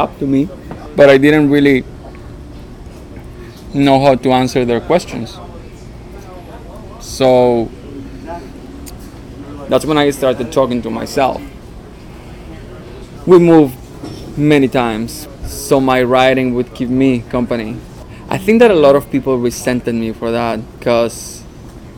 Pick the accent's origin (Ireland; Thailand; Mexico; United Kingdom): Mexico; English is a second language; moved away as an adult; now in Toronto, Canada; I grew up in Mexico.